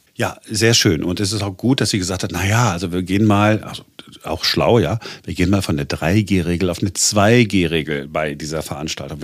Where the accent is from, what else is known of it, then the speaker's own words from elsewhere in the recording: Duisburg, North Rhine-Westphalia, Germany; now in Berlin, Germany; ich komme aus Duisburg, das ist, da ist auch, ist auch eine Karnevalshochburg